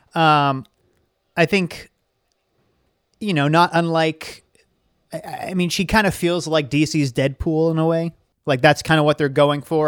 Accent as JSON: {"language": "English", "town": "Saugus", "region": "Massachusetts", "country": "United States", "tie": "born or raised there"}